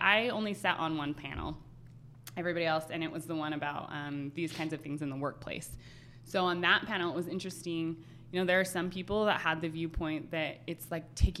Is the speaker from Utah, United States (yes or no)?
yes; Utah, United States; also born or lived in Park City, Utah; I'm from Utah.